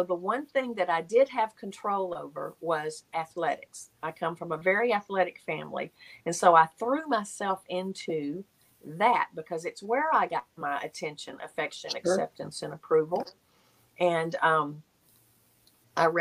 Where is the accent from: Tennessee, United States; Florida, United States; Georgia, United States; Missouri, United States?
Tennessee, United States; Nashville; Nashville where I grew up in Tennessee